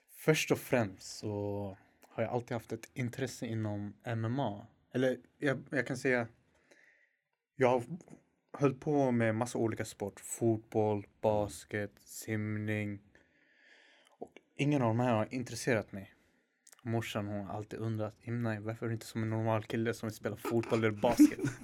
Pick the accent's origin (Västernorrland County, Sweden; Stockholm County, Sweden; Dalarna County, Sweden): Stockholm County, Sweden; Stockholm; Jag är 21 år gammal, jag är från Husby.